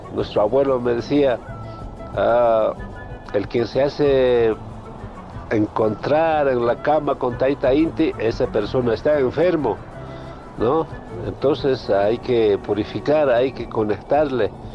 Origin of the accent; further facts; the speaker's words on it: Ayllu Lunglaya, Kallawaya region, La Paz, Bolivia; yo nací acá en Ayo Lunglaya